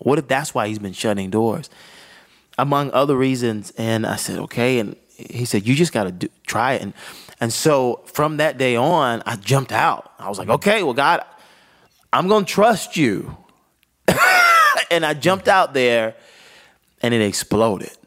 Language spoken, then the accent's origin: English; Augusta, Georgia, United States; started in Augusta, Georgia